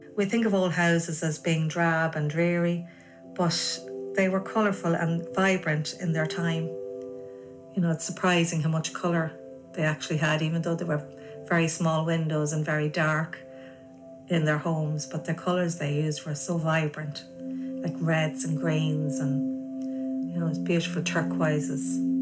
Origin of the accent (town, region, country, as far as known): Navan, Leinster, Ireland; born or raised there